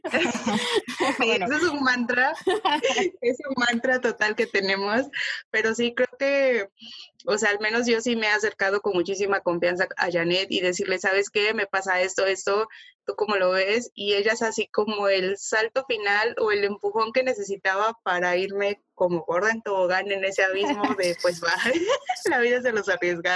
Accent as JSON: {"language": "Spanish", "town": "Huatusco", "region": "Veracruz", "country": "Mexico", "tie": "born or raised there", "moved": "as an adult", "said": "yo vengo de Huatusco. Huatusco es pues una ciudad, un pueblo muy pequeño"}